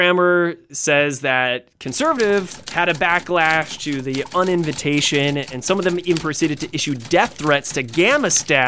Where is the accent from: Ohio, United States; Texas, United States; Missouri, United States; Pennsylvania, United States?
Ohio, United States; Columbus; I'm never more proud of my hometown of Columbus than when Origins coincides with Pride Week.